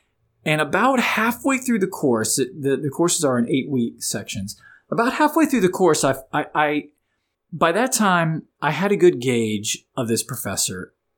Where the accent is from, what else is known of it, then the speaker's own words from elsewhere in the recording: Florida, United States; moved away; I grew up in the Sunshine State, Florida, but I've been up here in Virginia for the last 20 years.